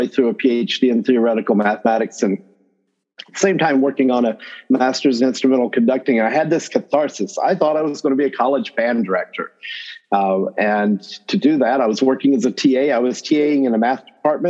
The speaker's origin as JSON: {"language": "English", "region": "Northwest North Carolina", "country": "United States", "tie": "born or raised there", "also_born_or_lived": "Illinois", "accent": "North Carolina accent; Southern accent", "moved": "as an adult", "said": "I am North Carolina born and bred. So if you do hear a North Carolina accent or something that sounds like a Southern accent in there, I come by it honestly. I grew up in Northwest North Carolina"}